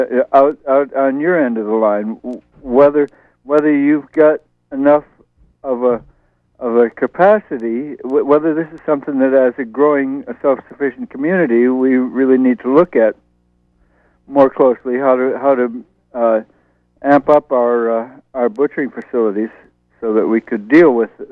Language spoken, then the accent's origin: English; Pennsylvania Dutch country, United States; now in Brooklyn, United States; I grew up down on the edge of Pennsylvania, Dutch country